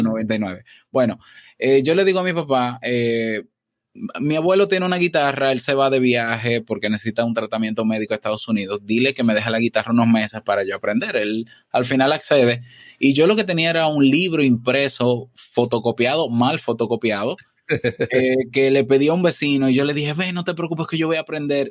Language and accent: Spanish; Santo Domingo, Distrito Nacional, Dominican Republic; Yo nazco em, en la ciudad, en la capital, Santo Domingo